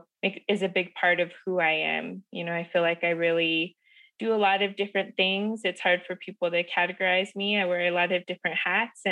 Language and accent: English; Ignacio, Colorado, United States; also born or lived in Pyramid Lake Paiute Reservation, Nevada; I grew up on the Southern Ute Reservation in Ignacio, Colorado